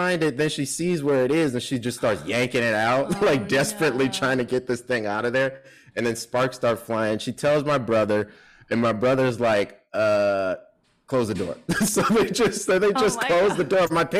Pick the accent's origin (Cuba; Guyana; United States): United States; Chicago, Illinois; also born or lived in South Holland / Memphis; So I was born in Chicago. We moved to South Holland, which is a Chicago suburb, when I was 7. And then, yeah, when I was 10, we moved to Memphis.